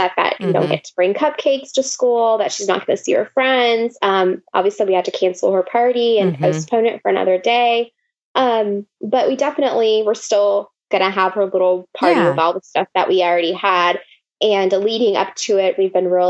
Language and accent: English; Norfolk, Virginia, United States; now in Nashville, United States; I live in Nashville, Tennessee. I'm originally from Norfolk, Virginia